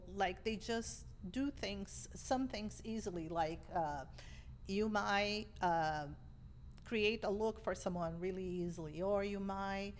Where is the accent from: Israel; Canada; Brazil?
Brazil; English is a second language; moved away as an adult; also born or lived in Boston, United States; now in United States; I grew up in a family of immigrants in Brazil